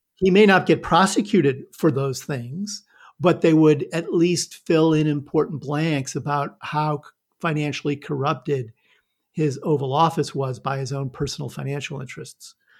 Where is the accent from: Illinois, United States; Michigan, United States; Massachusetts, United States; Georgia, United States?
Illinois, United States; Northern; moved away as an adult; also born or lived in New York; I'm a, a Midwestern boy. I grew up in Northern Illinois